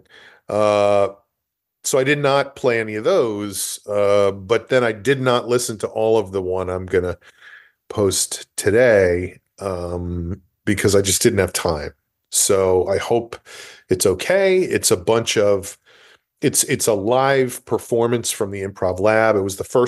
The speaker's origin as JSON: {"language": "English", "town": "New Rochelle", "region": "New York", "country": "United States", "tie": "born or raised there", "moved": "yes", "said": "I am at my parents' house right now in my hometown of New Rochelle"}